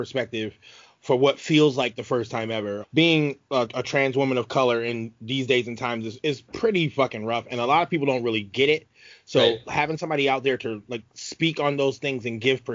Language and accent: English; Rochester, New York, United States; I'm from Rochester, New York